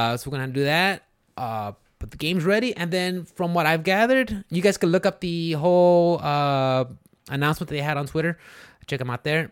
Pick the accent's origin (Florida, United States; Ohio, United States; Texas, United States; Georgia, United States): Texas, United States; Houston; I'm from, like, the Houston area